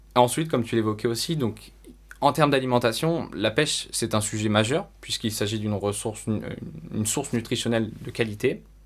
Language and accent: French; France; en tant que Français